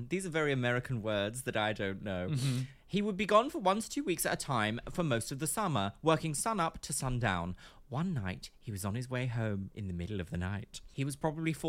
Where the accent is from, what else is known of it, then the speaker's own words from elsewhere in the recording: Brighton, South East England, United Kingdom; I grew up in Brighton